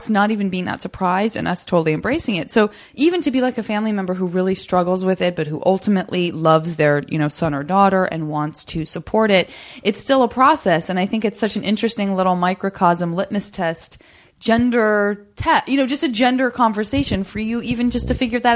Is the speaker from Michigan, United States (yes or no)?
no; Tucson, Arizona, United States; I'm from Arizona